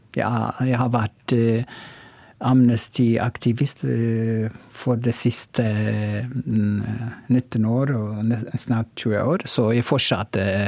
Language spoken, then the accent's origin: Norwegian; Oromo, Oromia, Ethiopia; Norwegian is a second language; now in Tromsø, Norway; opprinnelig er jeg fra Etiopia, og Romo